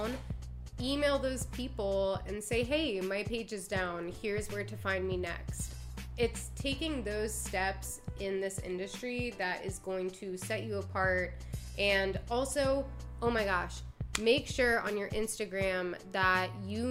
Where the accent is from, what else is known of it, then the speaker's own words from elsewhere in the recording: Maryland, United States; moved away; also born or lived in Washington, D.C.; I'm from Maryland. I lived in DC